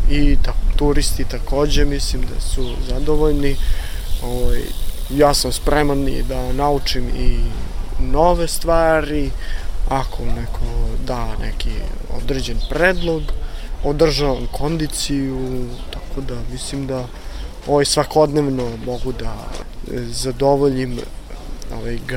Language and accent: Croatian; Zaječar, Zaječar District, Serbia; now in Novi Sad, Serbia; Rodom sam iz Zaječara, preselio sam se u Novi Sad da živim